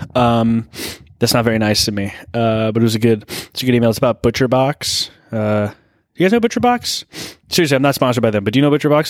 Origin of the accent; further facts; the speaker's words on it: Thousand Oaks, California, United States; I'm from that area